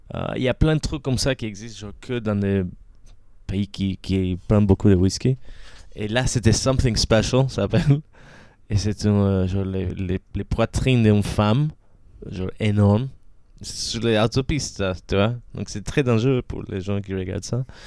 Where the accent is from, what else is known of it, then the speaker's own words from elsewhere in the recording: Caracas, Capital District, Venezuela; French is a second language; moved away; j'ai grandi à Caracas